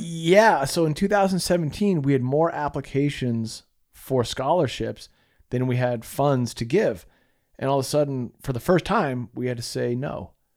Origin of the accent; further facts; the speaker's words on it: Massachusetts, United States; moved away as an adult; also born or lived in Utah / San Diego; We grew up in Massachusetts together